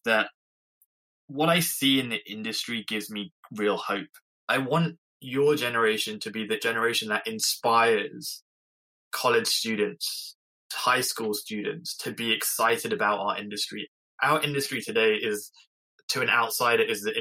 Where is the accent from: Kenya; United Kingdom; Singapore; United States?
United Kingdom; England; I'm English